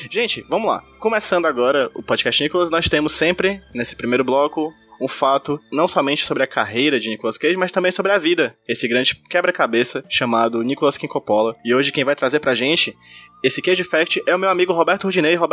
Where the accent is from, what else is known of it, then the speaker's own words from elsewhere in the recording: Pacatuba, Ceará, Brazil; é porque eu sou da Pacatuba, então, estrangeiro.